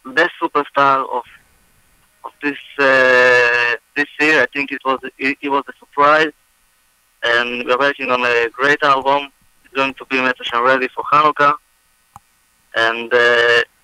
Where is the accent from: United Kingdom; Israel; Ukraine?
Israel; now in United States; I'm originally from Eretz Yisrael